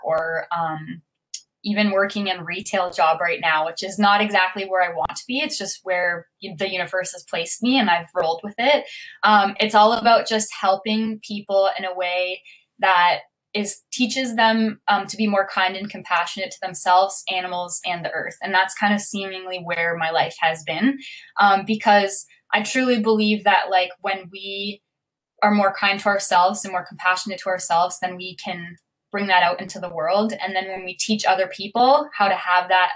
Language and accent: English; Amherstburg, Ontario, Canada; also born or lived in Windsor, Ontario; I'm born and raised in Windsor. I am from technically Amherstburg.